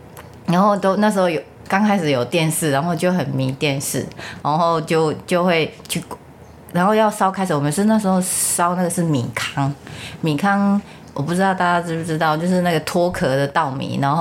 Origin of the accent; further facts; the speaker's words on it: Changhua County, Taiwan; 我是彰化县人，